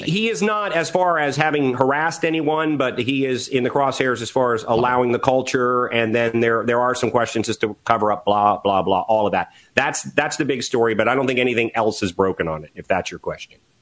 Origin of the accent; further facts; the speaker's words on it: Washington, District of Columbia, United States; I grew up in Washington D.C.